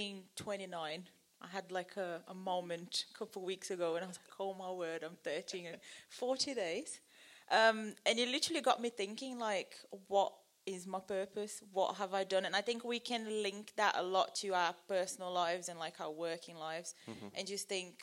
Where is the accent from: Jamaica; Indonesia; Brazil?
Brazil; moved away; I'm from Brazil